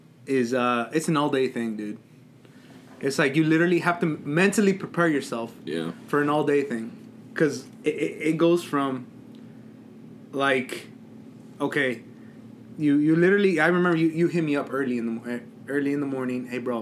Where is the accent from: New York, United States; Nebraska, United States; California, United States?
Nebraska, United States; Lexington; Like, it's like people, like, where I grew up at and in Lexington, and you just see them there.